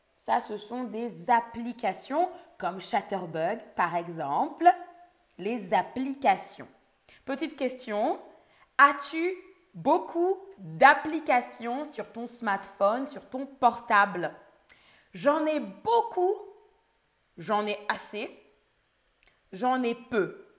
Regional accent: France; first language French; le français, c'est ma langue maternelle, je suis française.

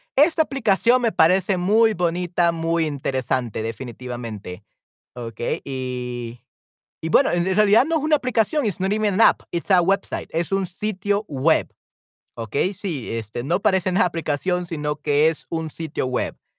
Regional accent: El Salvador; en mi, en mi país, en El Salvador

